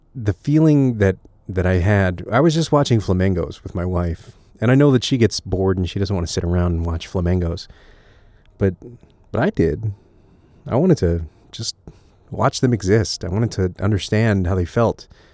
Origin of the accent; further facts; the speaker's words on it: Connecticut, United States; I grew up in Connecticut